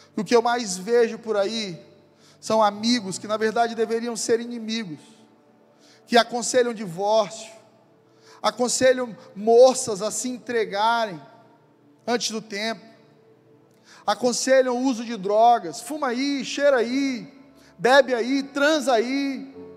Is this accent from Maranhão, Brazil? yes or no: yes; São Luís, Maranhão, Brazil; moved away; Eu sou maranhense, vocês sabem disso, eu sou ludovicense. Minha vida inteira eu sempre vi o mar